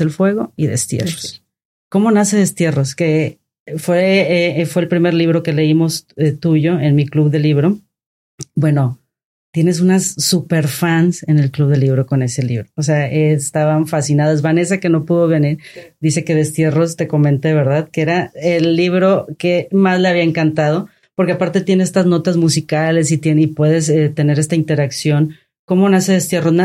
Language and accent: Spanish; Tampico, Tamaulipas, Mexico; yo que soy de Tampico